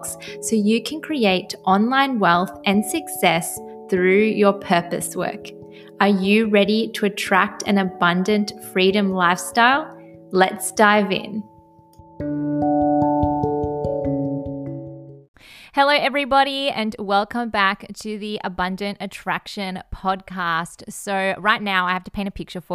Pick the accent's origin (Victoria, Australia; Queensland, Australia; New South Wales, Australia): Victoria, Australia; Melbourne; I am 22 years old and I am from Melbourne, Australia